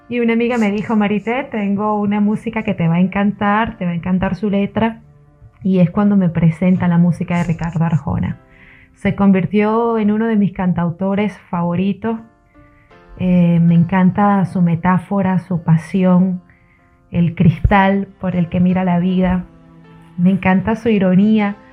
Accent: Venezuela; now in Argentina; soy venezolana, actualmente viviendo en Argentina, periodista, locutora.

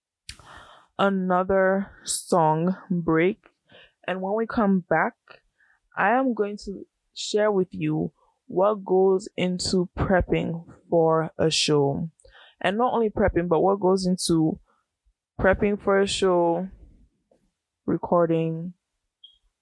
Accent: United States; also born or lived in Ghana; I'm a first gen American.

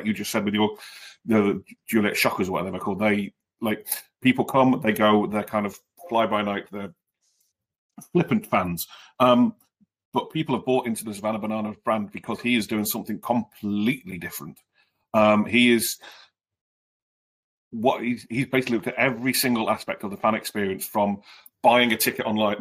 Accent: United Kingdom; moved away as an adult; now in United States; as a Brit, where I lived before I moved over here

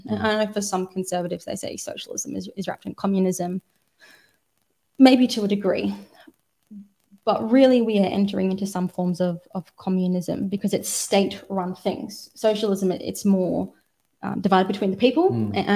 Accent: Australia; Australia is a very interesting place. I grew up here, but we're a very young country

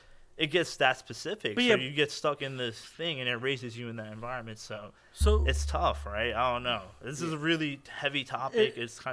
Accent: United States; like me and my brother, you know, we moved here. We weren't born here, but we were raised in the U.S., right?

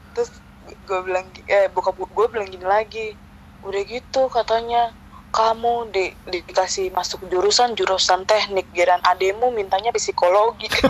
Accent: Bekasi, West Java, Indonesia; born or raised there; also born or lived in Tanjung Priok, Jakarta (school) / Bima (father's origin)

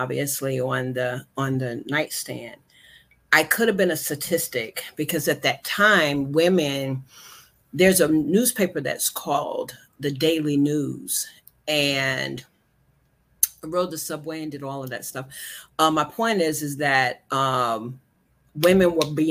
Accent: Shelby, North Carolina, United States; moved away as an adult; also born or lived in Washington, D.C. / New Jersey; I am from North Carolina. Shelby, North Carolina is my home. Yay. Grew up there

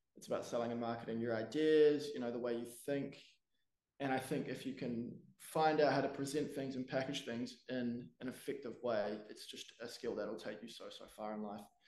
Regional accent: Wellington, New Zealand; I'm from Wellington, New Zealand, born and raised

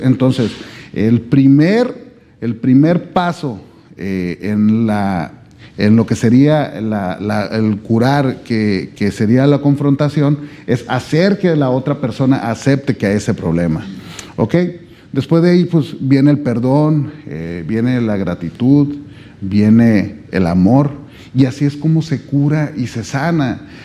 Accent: Sonora, Mexico; yo vengo desde México

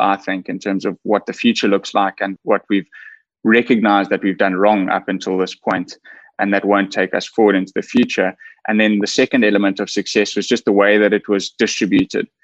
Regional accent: KwaZulu-Natal, South Africa; I grew up in KwaZulu Natal, which is a province in South Africa

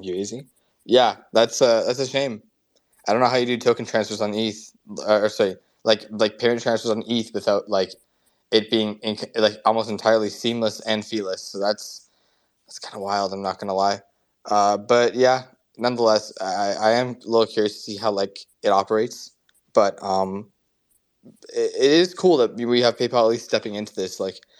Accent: United States; I always get a lot of FOMO for being an American whenever you guys talk about, like, you know, all these places.

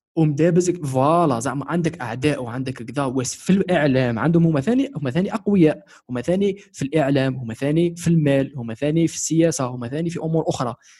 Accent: Algeria; انا كشخص كمواطن جزائري شغل 21 سنه تاع في تاريخ في تاريخي عايش في الجزائر

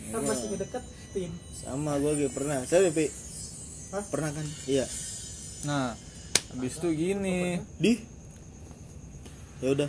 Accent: Cikarang, West Java, Indonesia; kita kan sebagai orang Cikarang sini kan ngomong lu gue ke cewek gitu ya

